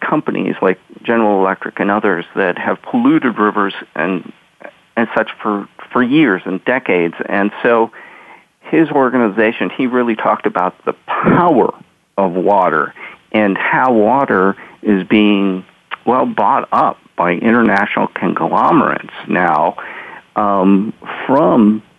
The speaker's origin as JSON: {"language": "English", "region": "Pacific Northwest", "country": "United States", "said": "because I came from the Northwest and there was Washington water power."}